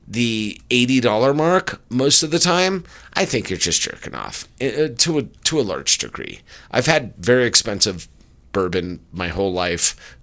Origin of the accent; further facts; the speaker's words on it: California, United States; my home state